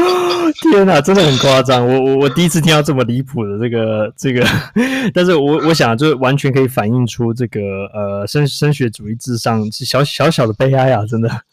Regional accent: Taipei, Taiwan; 我也是在台，台北长大

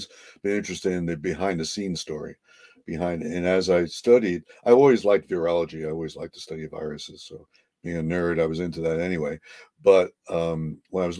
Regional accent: New Jersey, United States; now in Connecticut, United States; I'm from New Jersey

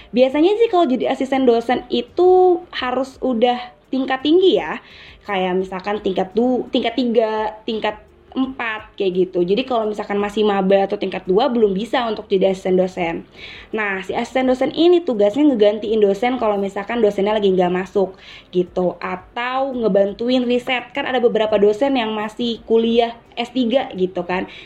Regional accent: Karawang, West Java, Indonesia; aku asalnya dari Jawa Barat, tepatnya di daerah Karawang nih.

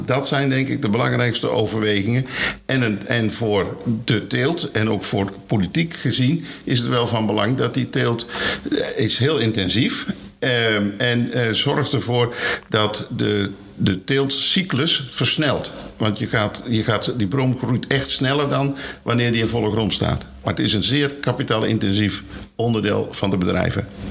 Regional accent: Maastricht, Limburg, Netherlands; moved away; Ik kom zelf uit Maastricht, dus ik kom niet hier vandaan.

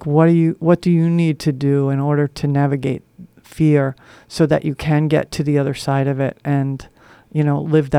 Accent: Northeast, United States; I grew up in the Northeast, so we had a lot of lighthouses, and they were always like this.

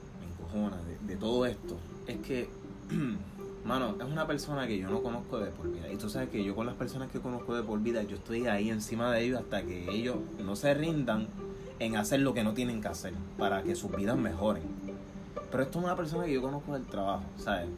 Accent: Puerto Rico; moved away; nosotros boricuas o sea, nosotros valoramos esos momentos, nosotros estamos criados en una cultura que se celebra Nochebuena en familia

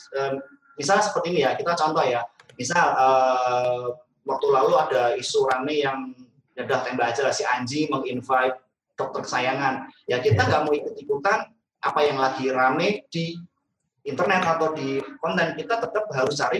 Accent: Semarang, Central Java, Indonesia; accent: Javanese; now in Jakarta, Indonesia; saya dari Semarang, logat oh, Jawa itu nggak bisa hilang sih walaupun saya udah 10 tahun lebih di Jakarta tetap nggak bisa ngomong gue, lo

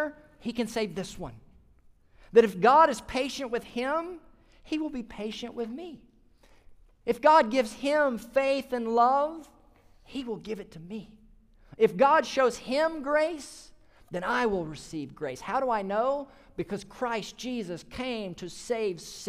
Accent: Mississippi, United States; my home state of Mississippi

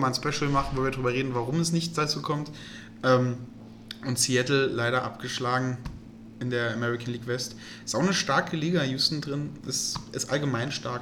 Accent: Germany; als Deutscher

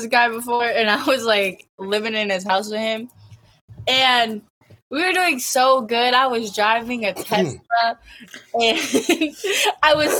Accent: Massachusetts, United States; I'm 19. I'm from Massachusetts

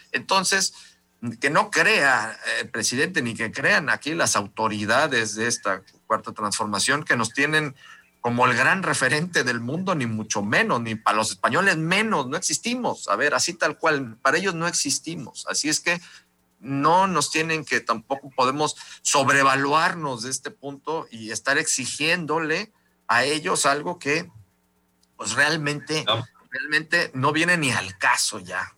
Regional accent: Mexico; soy mexicano

